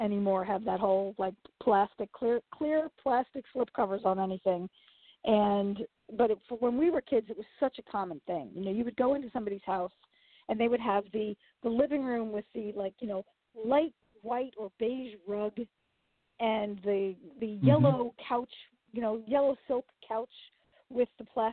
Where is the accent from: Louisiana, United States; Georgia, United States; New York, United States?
New York, United States; New York City; I grew up in Queens, in Flushing, Queens.